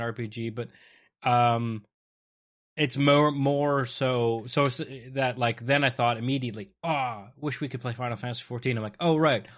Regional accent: Canada; I'm Canadian

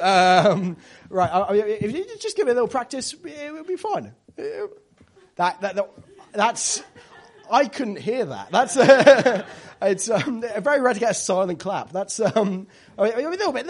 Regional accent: Devon, South West England, United Kingdom; I come from Devon.

